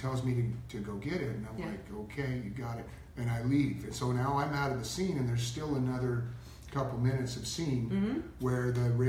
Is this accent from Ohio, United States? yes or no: no; Stoneboro, Pennsylvania, United States; I grew up mostly in Western Pennsylvania.